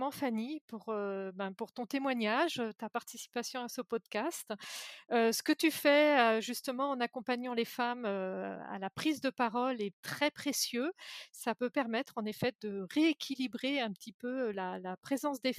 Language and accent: French; Jura, Bourgogne-Franche-Comté, France; moved away; also born or lived in Brittany; moi, je, viens du Jura, donc de l'autre côté de la France